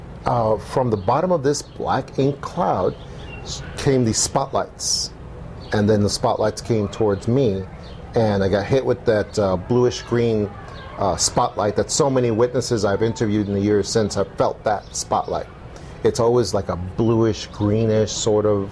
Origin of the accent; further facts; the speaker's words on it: New York City, New York, United States; now in Tucson, United States; When I was about 10 years old, growing up in New York City